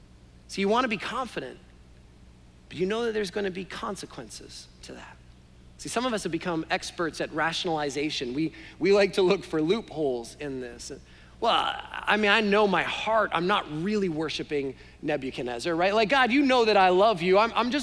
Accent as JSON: {"language": "English", "country": "Canada", "said": "Sorry, maybe you didn't understand my accent, eh? Right?"}